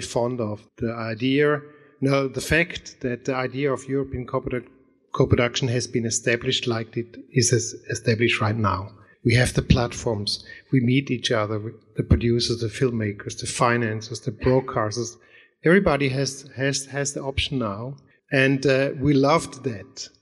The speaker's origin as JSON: {"language": "English", "country": "Germany", "said": "I'm coming from Germany"}